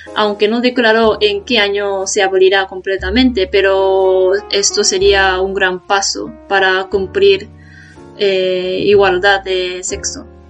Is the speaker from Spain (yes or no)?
no; Japan; Spanish is a second language; Soy japonesa